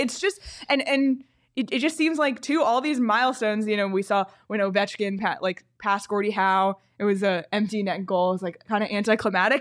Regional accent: Toronto, Ontario, Canada; I'm from Toronto.

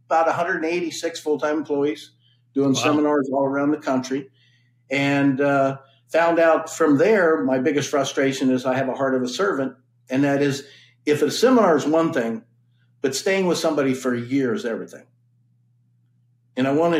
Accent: Colorado Springs, Colorado, United States; moved away; also born or lived in Nebraska; I grew up in Colorado Springs, went to the University of Nebraska

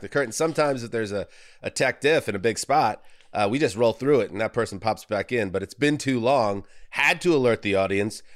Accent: New York, United States; I'm from New York

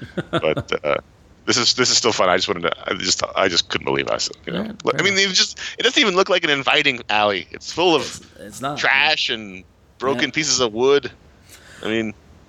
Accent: New York City, New York, United States; I grew up in New York City.

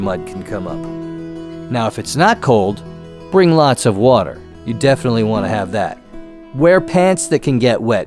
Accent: Connecticut, United States; moved away; I'm from Connecticut, so we went to a Christmas tree farm every year

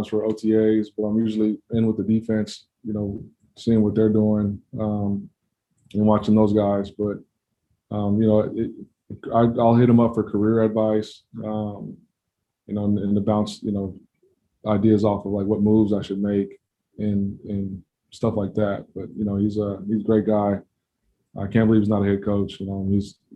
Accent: Denver, Colorado, United States; now in Kansas City, United States; I grew up in Denver

